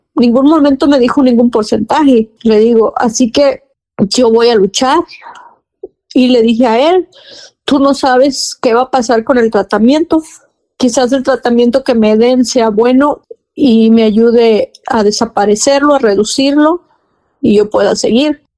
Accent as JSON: {"language": "Spanish", "town": "Ébano", "region": "San Luis Potosí", "country": "Mexico", "said": "Yo soy originaria de San Luis Potosí, de Ébano, San Luis Potosí"}